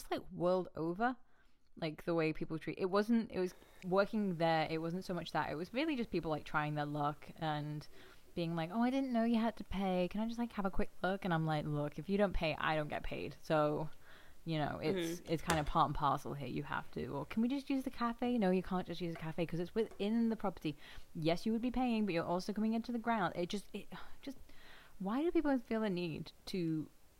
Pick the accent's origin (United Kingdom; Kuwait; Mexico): United Kingdom; England; accent: English; moved away; also born or lived in Australia; I've always had an English accent